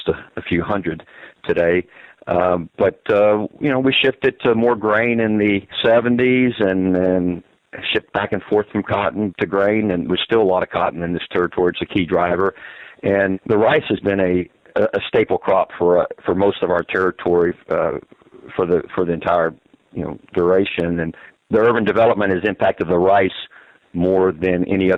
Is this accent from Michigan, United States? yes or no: no; East Bernard, Texas, United States; There is not a hospital any longer in East Bernard, so I was one of the last of a generation to be born in this small town